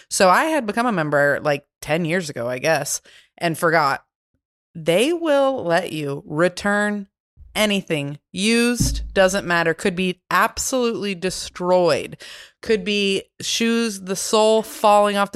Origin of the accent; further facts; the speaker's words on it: Chicago, Illinois, United States; But I'm from Chicago, but yeah, you can return anything.